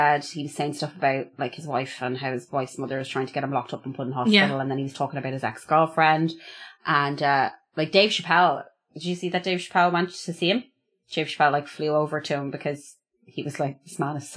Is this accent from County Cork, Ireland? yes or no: no; Longford, County Longford, Ireland; I'm from Longford